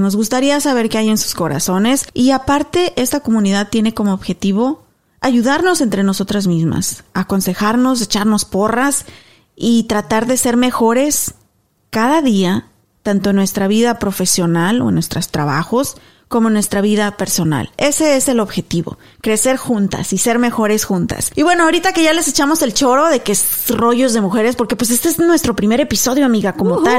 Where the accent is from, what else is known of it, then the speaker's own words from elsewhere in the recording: Mexico; now in United States; somos inmigrantes, yo mexicana 100%